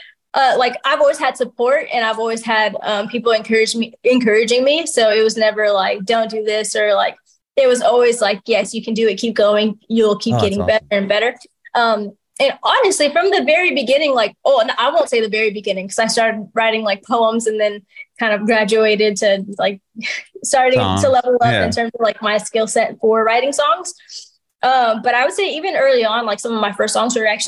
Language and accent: English; Southern California, United States; moved away as an adult; also born or lived in Anchorage, Alaska / Fairbanks, Alaska / Long Beach / Walnut; now in Nashville, United States; I grew up in Southern California